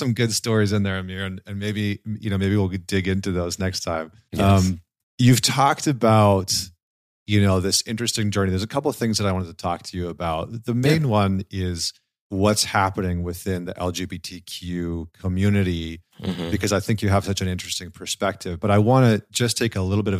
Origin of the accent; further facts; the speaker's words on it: Alberta, Canada; like I grew up in Northern Alberta in Canada, where it's like minus 30 half of the year.